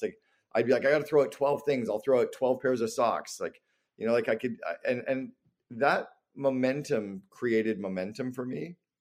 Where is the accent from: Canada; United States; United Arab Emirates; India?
Canada; moved away; also born or lived in Barbados; I'm Canadian